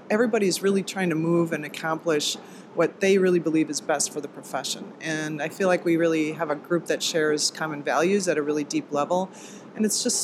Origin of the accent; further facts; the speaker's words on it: Wisconsin, United States; I'm from Wisconsin